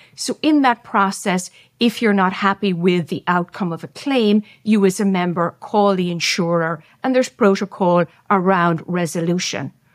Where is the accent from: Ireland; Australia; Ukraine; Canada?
Ireland; I'm Irish, so we love storytelling